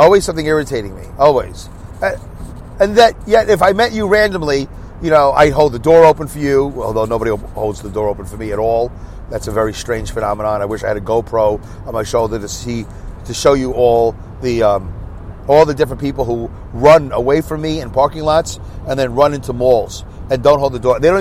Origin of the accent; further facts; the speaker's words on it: United States; I'm an American